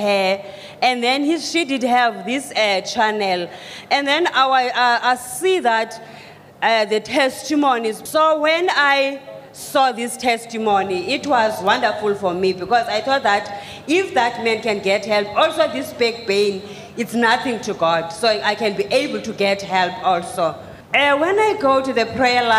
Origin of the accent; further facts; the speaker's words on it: South Africa; I'm coming from South Africa